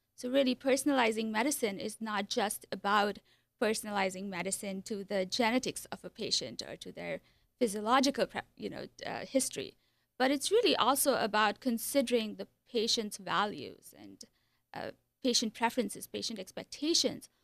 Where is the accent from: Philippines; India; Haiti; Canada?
India; moved away as an adult; also born or lived in Iowa; So I was born in India. I lived there for twenty-two years. Came to Iowa for a master's program in psychology.